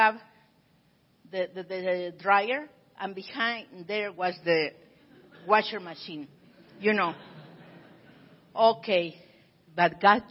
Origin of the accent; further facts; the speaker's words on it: Pachuca, Hidalgo, Mexico; now in Tijuana, Mexico; I was born right here in Pachuca, Hidalgo, Mexico, but I work over here in Tijuana, the other side of San Diego